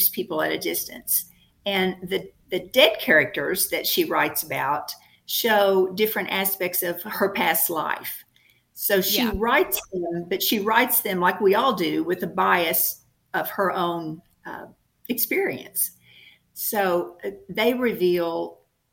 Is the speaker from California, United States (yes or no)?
no; Paducah, Kentucky, United States; here in my hometown of Paducah